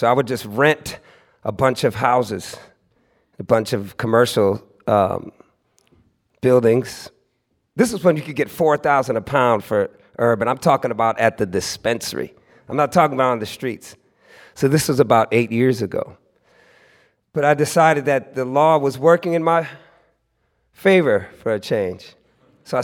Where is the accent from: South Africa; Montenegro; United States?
United States; California; It was something that I used to break a lot as a youngster, growing up in the Bay Area.